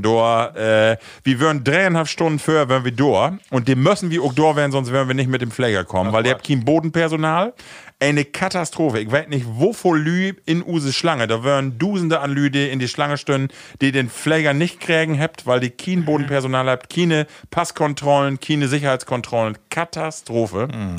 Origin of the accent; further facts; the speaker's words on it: Rütenbrock, Lower Saxony, Germany; bei uns in Rütenbrauch